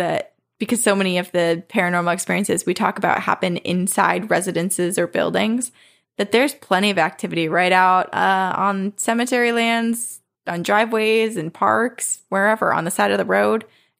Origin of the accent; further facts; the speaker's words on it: Texas, United States; The first time that I met him, he was in my home state of Texas, where his brother N lives.